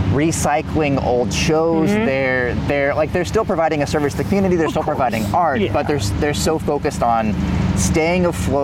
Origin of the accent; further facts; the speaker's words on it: Houston, Texas, United States; moved away as an adult; now in Bethlehem, United States; Yeah, so I grew up mostly in Houston